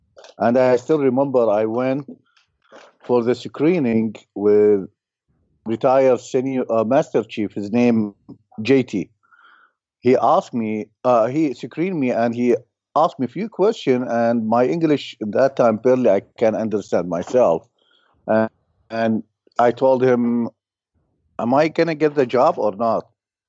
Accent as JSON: {"language": "English", "town": "Mosul", "region": "Nineveh", "country": "Iraq", "second_language": "English", "lives_now": "United States", "said": "Mosul, north of Baghdad, 400 clicks."}